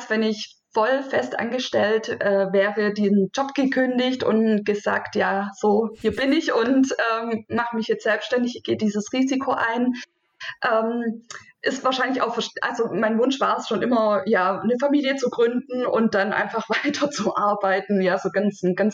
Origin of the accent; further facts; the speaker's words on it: Baden-Württemberg, Germany; ich bin 36 Jahre alt, äh, Mama von zwei Kindern und ich komme aus der Nähe Stuttgart.